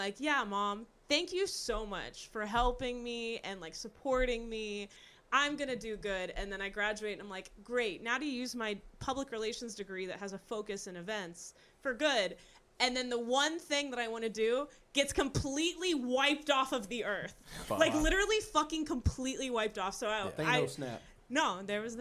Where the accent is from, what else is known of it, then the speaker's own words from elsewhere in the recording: Houston, Texas, United States; also born or lived in Austin; So I'm from Houston, and growing up, I used to obviously listen to radio.